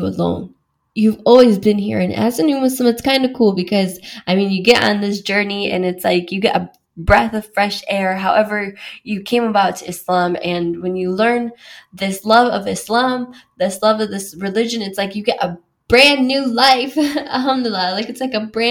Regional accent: Wisconsin, United States; moved away as an adult; now in London, United Kingdom; I grew up as like a Mexican, like white suburban girl, like in a small town in Wisconsin

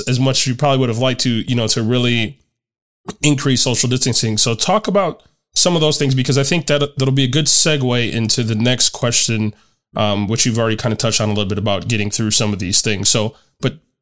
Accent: Chicago, Illinois, United States; moved away; my hometown of Chicago

